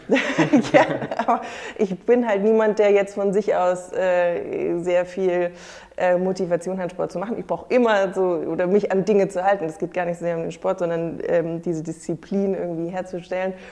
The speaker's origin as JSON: {"language": "German", "area": "near Frankfurt", "region": "Hesse", "country": "Germany", "moved": "as an adult", "lives_now": "Hamburg, Germany", "said": "Ich komme ursprünglich aus der Nähe äh, von Frankfurt, aus einem kleinen Dorf"}